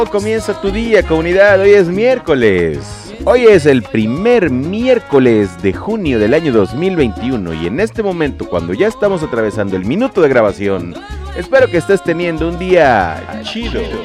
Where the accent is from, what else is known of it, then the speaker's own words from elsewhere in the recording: Mexico; soy latino, entonces la sangre latina, el poder el poder latino, el poder mexicano